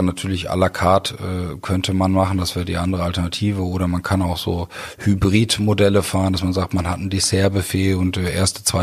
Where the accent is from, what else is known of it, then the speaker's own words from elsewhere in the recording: Germany; born there; Also ich bin in Deutschland geboren, bin im Ausland groß geworden, bin dann auch erst mit sechs äh, das erste Mal wirklich in Deutschland gelebt.